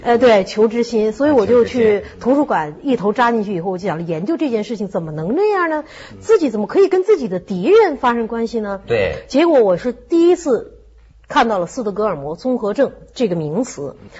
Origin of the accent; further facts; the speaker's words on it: China; 我们中国人都熟悉那个故事